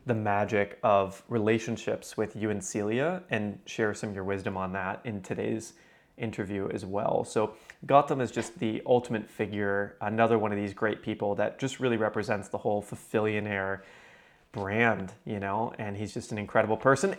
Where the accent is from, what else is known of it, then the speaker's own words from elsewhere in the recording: Houston, Texas, United States; I was still living in my hometown